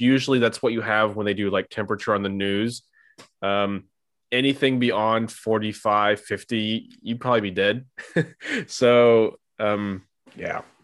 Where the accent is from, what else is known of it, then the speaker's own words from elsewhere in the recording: United States; now in Europe; as an American